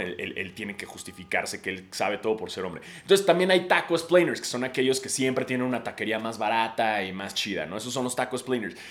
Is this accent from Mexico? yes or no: yes; Mexico City, Mexico; somos todos los de la Ciudad de México